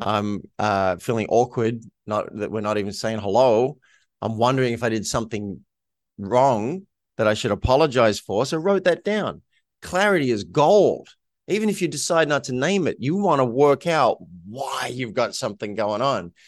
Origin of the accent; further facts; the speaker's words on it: Australia; moved away; that wasn't what I grew up in in Australia